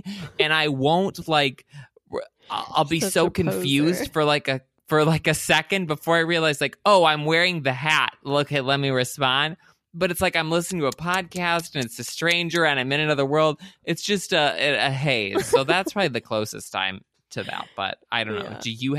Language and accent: English; Michigan, United States; I did not go to college at Michigan State, but I grew up near Michigan State, and both my parents did